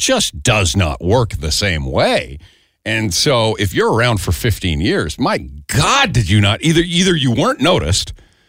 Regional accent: Calgary, Alberta, Canada; moved away; Dylan and I grew up in Calgary.

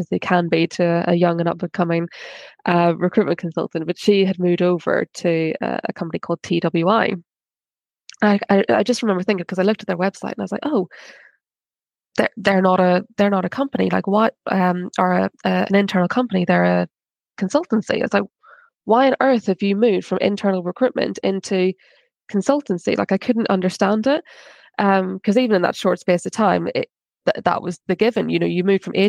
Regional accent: Ireland; I'm Irish

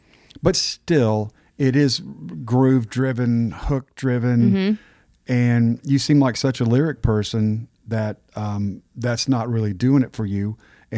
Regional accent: Texas, United States; I grew up mostly in Texas and my parents didn't have strong ones. So I don't either.

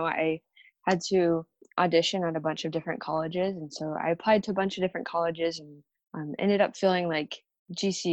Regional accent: Arizona, United States; I'm from Arizona

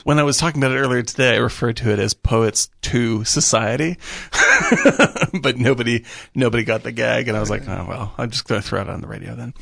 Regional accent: Cape Cod, Massachusetts, United States; also born or lived in Boston; now in Los Angeles, United States; I grew up in Cape Cod

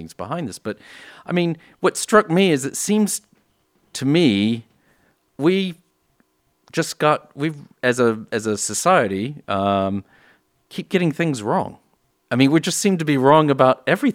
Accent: United States; moved away; I'm from the States originally

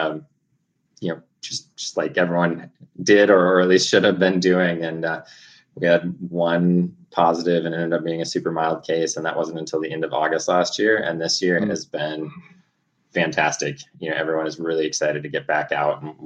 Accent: Alaska, United States; moved away; also born or lived in Ecuador / Oregon; Started off growing up in Alaska

